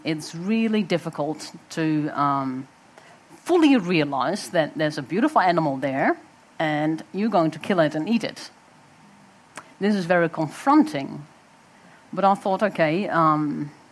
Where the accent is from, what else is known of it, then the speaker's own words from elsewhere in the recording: Netherlands; moved away as an adult; now in New Zealand; I was also growing up in Holland